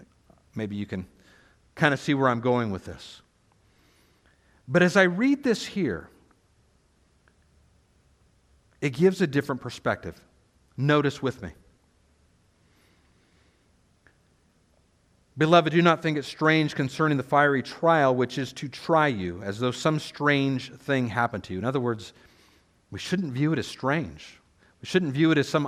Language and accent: English; United States; as American Christians